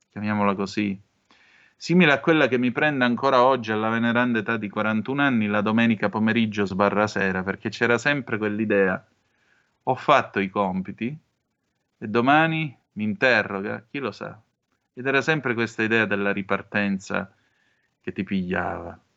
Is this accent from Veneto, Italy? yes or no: no; Vibo Valentia, Calabria, Italy; Io sono di Vibo Valencia, quindi tutte le spiagge nella zona da Pizzo Calabro ad arrivare fino a Tropea e così via, che d'estate erano un divertimentificio